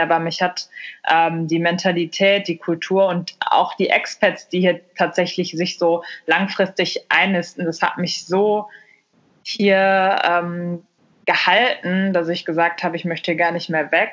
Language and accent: German; Germany; moved away as an adult; also born or lived in Mexico / Australia / India / Barcelona, Spain; Deutschland, meine Heimat